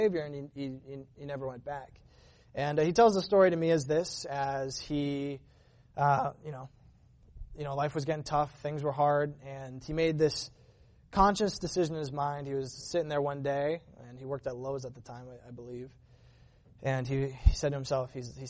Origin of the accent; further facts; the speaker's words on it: Massachusetts, United States; now in California, United States; I'm from Massachusetts. That's where I grew up